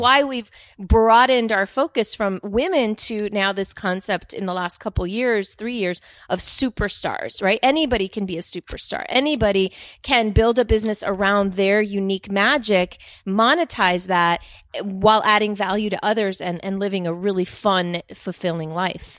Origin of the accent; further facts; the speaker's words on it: Dominican Republic; moved away; I grew up in the Dominican Republic